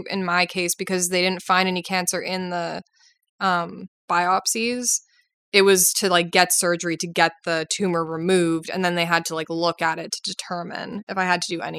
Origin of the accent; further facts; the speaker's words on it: Winnipeg, Manitoba, Canada; Like I'm from Winnipeg.